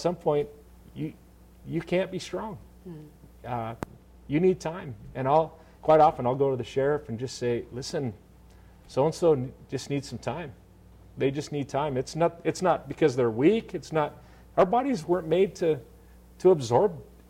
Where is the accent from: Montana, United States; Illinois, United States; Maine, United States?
Montana, United States; I grew up in Montana